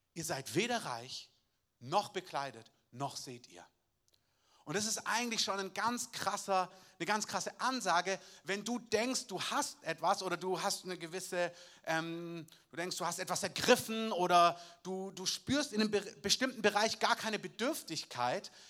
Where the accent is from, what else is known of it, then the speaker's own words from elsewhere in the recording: Southern Germany, Germany; als Süddeutscher